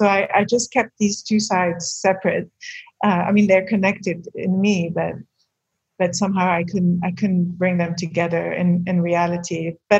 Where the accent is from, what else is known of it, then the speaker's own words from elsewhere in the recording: Beirut, Beirut Governorate, Lebanon; born there; So I was born in Beirut in 1973. My first memories were memories of anxiety about the war.